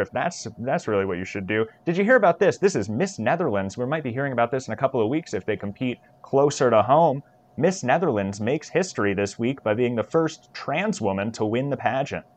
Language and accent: English; Manhattan, Kansas, United States; Manhattan, Kansas here from my hometown